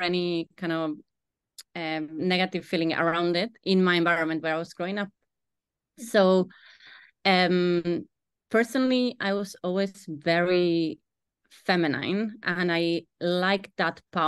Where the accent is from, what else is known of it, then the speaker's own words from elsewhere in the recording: Argentina; moved away as an adult; now in Ireland; I am from Argentina and I came to Ireland 13, 14 years ago.